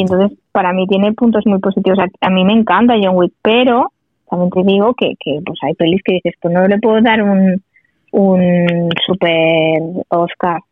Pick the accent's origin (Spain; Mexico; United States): Spain; Sabadell, Catalonia; los de Sabadell somos muy de Sabadell